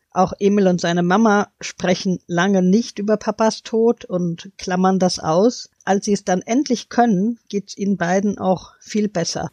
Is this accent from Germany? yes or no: yes; Hanau, Hesse, Germany; Ich komme ja aus Hanau